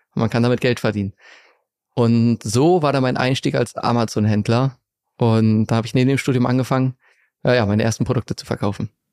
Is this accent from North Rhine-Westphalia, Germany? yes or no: no; Segeberg district, Schleswig-Holstein, Germany; now in Hamburg, Germany; Ich bin in der Nähe von Hamburg aufgewachsen, in Schleswig-Holstein, im Kreis Segeberg, in einem ganz kleinen Dorf